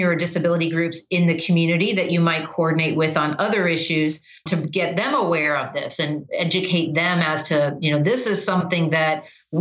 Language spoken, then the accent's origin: English; southwestern Michigan, United States; moved away as an adult; also born or lived in Indiana / Ohio; I was born in Indiana, grew up in southwestern Michigan